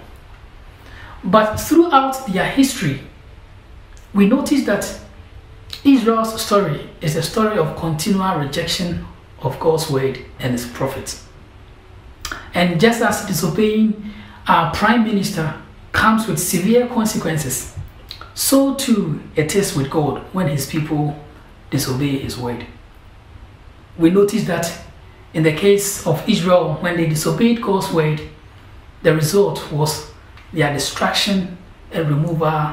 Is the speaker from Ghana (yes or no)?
yes; Ghana; moved away as an adult; now in London, United Kingdom; I'm from Ghana, and I'm here doing Cornhill